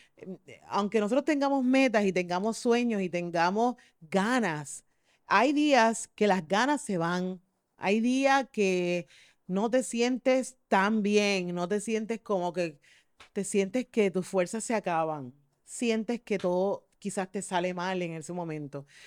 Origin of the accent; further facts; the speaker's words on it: Mayagüez, Puerto Rico; yo soy de Mayagüez